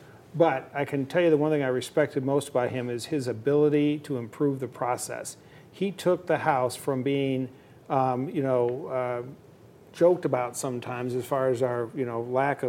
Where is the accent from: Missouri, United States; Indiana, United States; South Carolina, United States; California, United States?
Indiana, United States; born or raised there